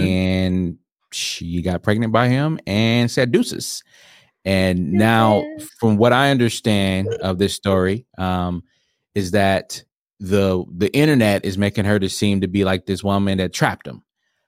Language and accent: English; Milwaukee, Wisconsin, United States; growing up in Milwaukee. Right next to the Summerfest, Summerfest grounds near the lake.